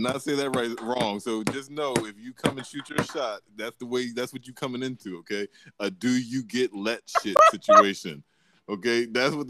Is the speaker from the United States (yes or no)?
yes; Maryland, United States; also born or lived in Atlanta, Georgia; I grew up out here in Maryland, outside of D.C.